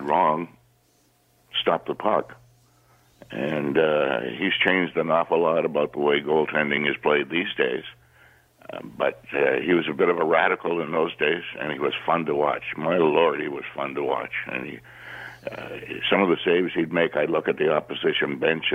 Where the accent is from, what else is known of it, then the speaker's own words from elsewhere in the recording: Terrace Bay, Ontario, Canada; moved away; When I was growing up on the North Shore of Lake Superior, a little town called Terrace Bay